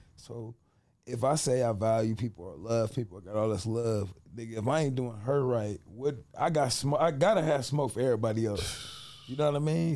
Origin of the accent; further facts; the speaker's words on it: Cleveland, Ohio, United States; I grew up in Cleveland, Ohio, on St. Clair